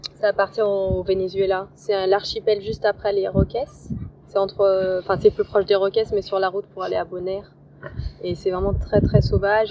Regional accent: Lyon, Auvergne-Rhône-Alpes, France; moved away as an adult; je suis originaire de Lyon

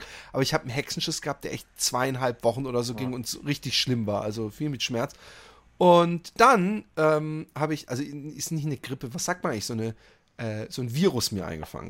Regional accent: Netherlands; ich komme aus Holland

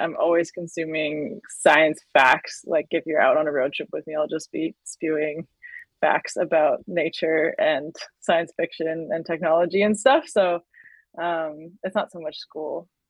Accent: North Vancouver, British Columbia, Canada; I was raised on the North Shore, which is just north of Vancouver.

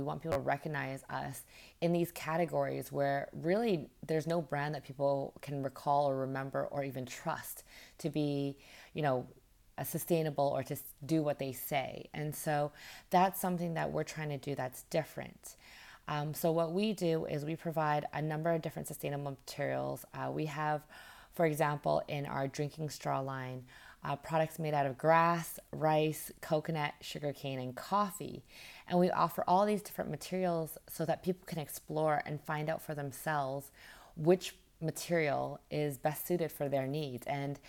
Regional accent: Vancouver, British Columbia, Canada; moved away as an adult; also born or lived in Alberta / Toronto; now in Vietnam; I am from Canada. I was born in Alberta, raised in Vancouver, and then spent my last 8 years before I moved to Vietnam in Toronto.

